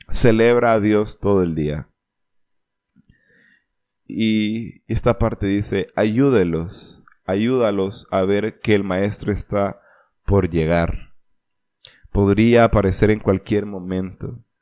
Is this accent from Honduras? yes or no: yes; Olancho, Honduras; más que todo de donde yo soy en Olancho se dice, lo he escuchado mucho y es que pues al menos seguimos respirando.